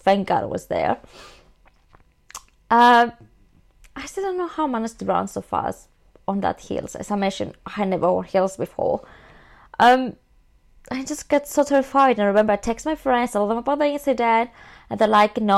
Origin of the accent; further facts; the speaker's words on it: Greece; now in London, United Kingdom; I'm from Greece, I do understand Greek.